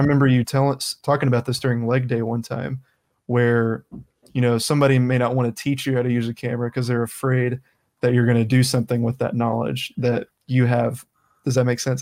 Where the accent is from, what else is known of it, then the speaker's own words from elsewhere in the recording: the South, United States; I come from the South